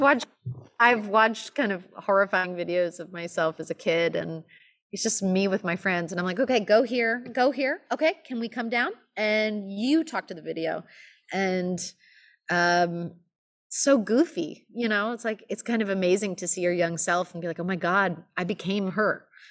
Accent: Los Angeles, California, United States; moved away as an adult; now in New York, United States; I'm from Los Angeles. Um, I grew up in L A, and I lived there till I was eighteen

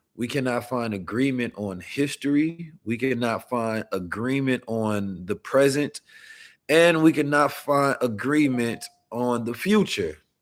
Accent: United States; being an American man

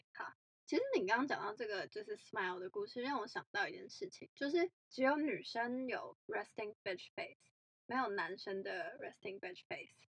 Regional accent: Taiwan; 因为我是台湾人

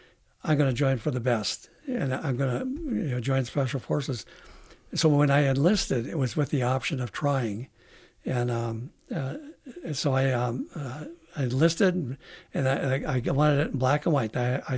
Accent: International Falls, Minnesota, United States; Oh, International Falls.

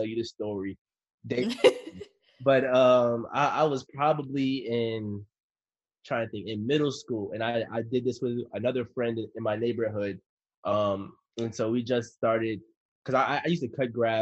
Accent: DMV, DC metropolitan area, United States

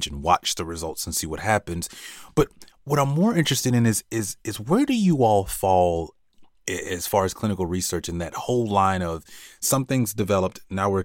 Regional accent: Gainesville, Florida, United States; when I was a kid, I grew up in Gainesville, Florida

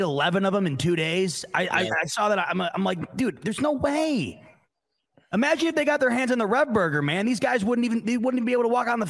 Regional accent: United States; We are American, Rico.

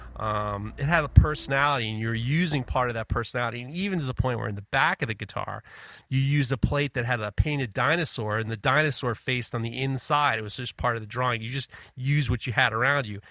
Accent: New York City, New York, United States; also born or lived in Ohio; I grew up in Manhattan

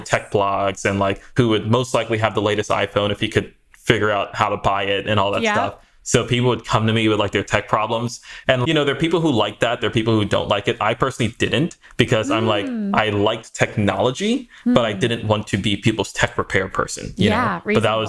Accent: Maryland, United States; also born or lived in New York / Sweden / Trinidad; So I was born in New York, spent some time in New York and Sweden and Trinidad, South America area growing up. But by the time I got to high school, I was fully situated in Maryland.

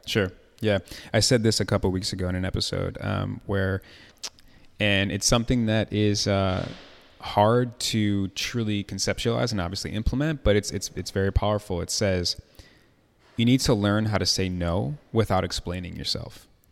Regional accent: Chicago, Illinois, United States; moved away; also born or lived in Atlanta

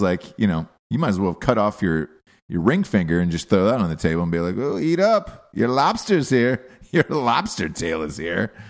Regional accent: United States; also born or lived in New York; I was born in America. I identify as an American

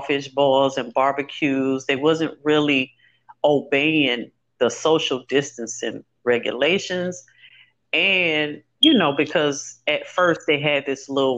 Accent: Louisiana, United States; Growing up in Louisiana

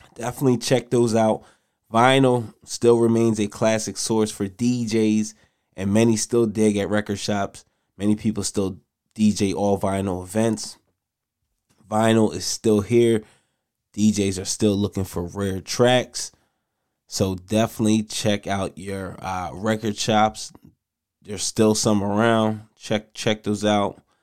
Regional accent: Nigeria; I'm Nigerian.

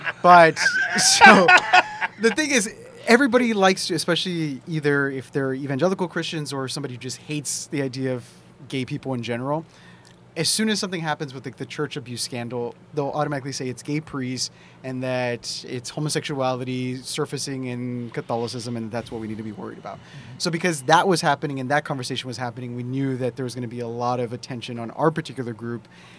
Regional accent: Eagle Pass, Texas, United States; So I grew up on the Texas-Mexico border. I grew up in a small town called Eagle Pass. It's about 2 hours south of San Antonio.

